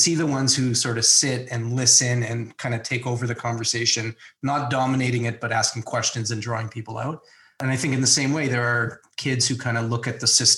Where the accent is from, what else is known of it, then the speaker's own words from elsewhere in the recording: Toronto, Ontario, Canada; I grew up in Toronto in sort of the northeast suburbs